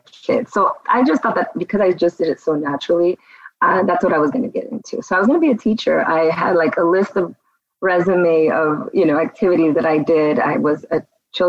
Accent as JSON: {"language": "English", "town": "Glendale", "region": "California", "country": "United States", "tie": "born or raised there", "also_born_or_lived": "Hollywood, California / Downey, California / Las Vegas, Nevada / North Hollywood, California", "said": "we were raised in Glendale"}